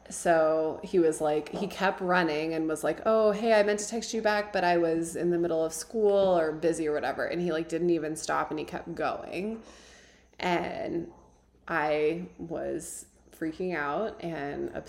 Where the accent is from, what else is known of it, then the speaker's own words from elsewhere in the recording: Midwest, United States; now in Tucson, United States; just growing up in the Midwest I feel like I've been living with this pressure